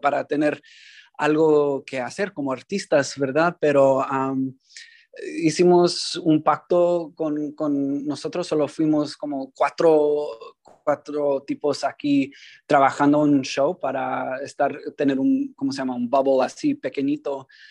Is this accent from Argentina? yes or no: no; San Francisco, California, United States; also born or lived in New York; crecimos aquí en San Francisco, los dos nacidos aquí